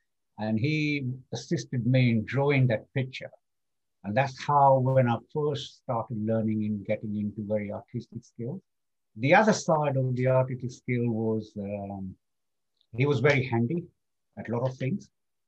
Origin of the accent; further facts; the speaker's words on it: Kenya; born there; I was born as a Kenyan citizen purely on the grounds that my father was born in Kenya and I was born in Kenya.